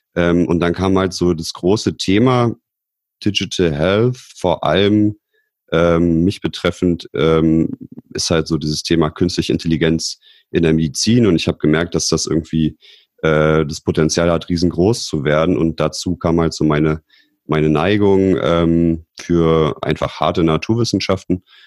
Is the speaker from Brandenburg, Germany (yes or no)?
yes; Potsdam, Brandenburg, Germany; ich bin auch aus Potsdam